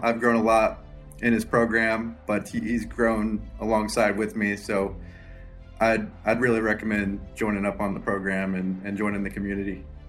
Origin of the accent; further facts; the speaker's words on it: Lawrence, Kansas, United States; I'm from Lawrence, Kansas.